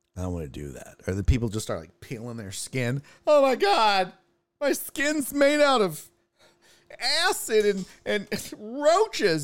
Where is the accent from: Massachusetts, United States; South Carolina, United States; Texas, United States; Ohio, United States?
Texas, United States; Houston; I grew up in Houston